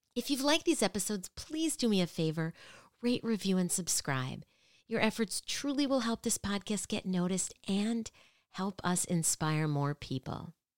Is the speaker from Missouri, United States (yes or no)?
no; Minneapolis, Minnesota, United States; I grew up in Minneapolis